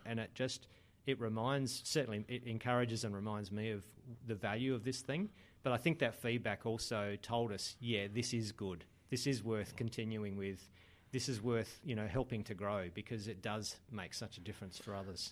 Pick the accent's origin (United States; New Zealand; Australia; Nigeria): Australia; Adelaide, South Australia; moved away as an adult; now in Sydney, Australia; I'd moved from growing up in Adelaide to Sydney just at the time when I was starting a business